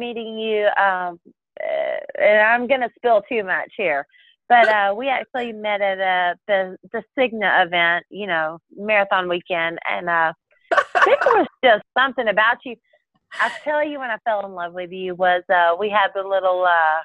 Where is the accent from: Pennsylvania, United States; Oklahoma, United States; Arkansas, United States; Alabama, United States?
Alabama, United States; I'm from Alabama